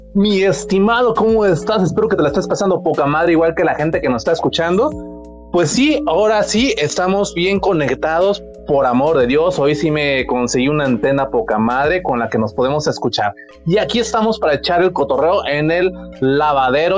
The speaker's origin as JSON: {"language": "Spanish", "country": "Mexico", "said": "así somos los mexicanos"}